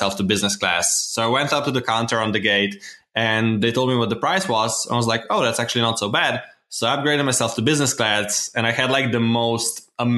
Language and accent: English; Slovenia; I'm from Slovenia